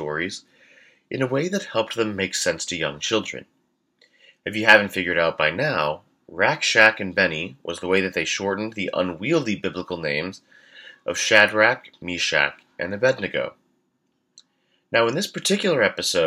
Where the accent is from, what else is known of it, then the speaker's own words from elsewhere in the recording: Houston, Texas, United States; moved away; church growing up in Houston, Texas.